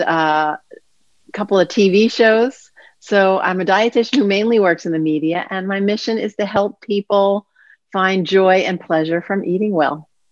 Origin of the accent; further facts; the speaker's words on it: New York City, New York, United States; I grew up in New York City